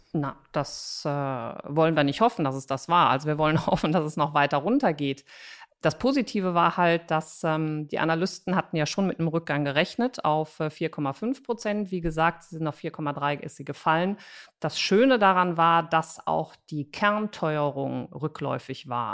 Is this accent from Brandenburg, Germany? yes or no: no; Cologne, North Rhine-Westphalia, Germany; ich bin Kölnerin